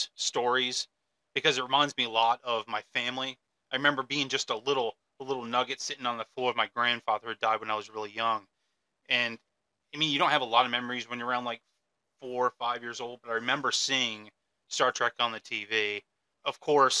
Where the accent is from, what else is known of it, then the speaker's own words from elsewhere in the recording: Michigan, United States; also born or lived in Arizona; now in central Pennsylvania, United States; I was born in Michigan, but I've also planted flags in Arizona. I live here in central Pennsylvania